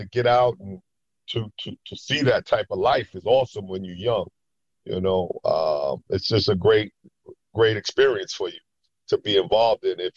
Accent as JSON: {"language": "English", "town": "New York City", "region": "New York", "country": "United States", "tie": "born or raised there", "moved": "as an adult", "said": "growing up in New York"}